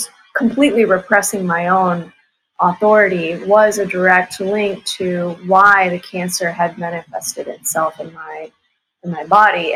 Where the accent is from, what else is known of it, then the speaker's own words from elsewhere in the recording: Dallas, Texas, United States; I was born in Dallas, Texas.